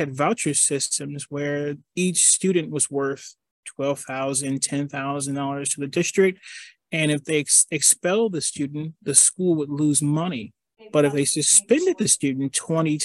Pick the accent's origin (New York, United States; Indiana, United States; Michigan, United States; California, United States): Michigan, United States; Detroit; I grew up in Detroit, and I lived through some really difficult situations